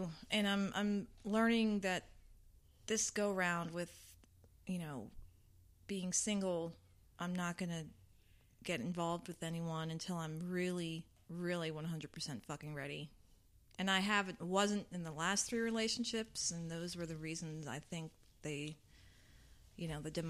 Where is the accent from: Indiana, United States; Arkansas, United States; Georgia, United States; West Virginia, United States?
Georgia, United States; South; also born or lived in Arizona; My parents and family are from New York, but we... I was born in Arizona, and then we moved to Georgia when I was 5. What part of Georgia? South.